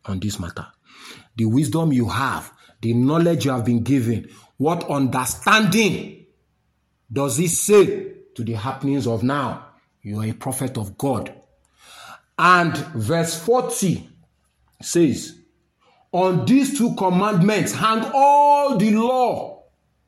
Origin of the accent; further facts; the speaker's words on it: Nigeria; I'm a Nigerian